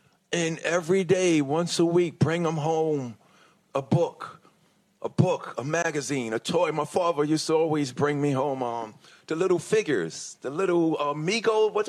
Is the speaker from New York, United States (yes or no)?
yes; Hollis, New York, United States; You know, I grew up in Hollis, Queens, New York.